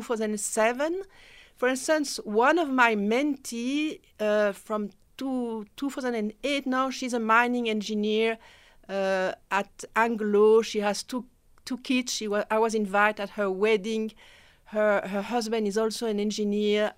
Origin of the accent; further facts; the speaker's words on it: Belgium; first language French; English is a second language; moved away as an adult; now in South Africa; I'm from Belgium